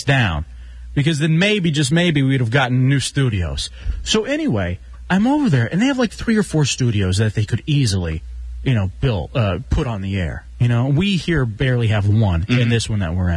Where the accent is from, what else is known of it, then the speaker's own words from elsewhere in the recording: West Texas, United States; growing up in West Texas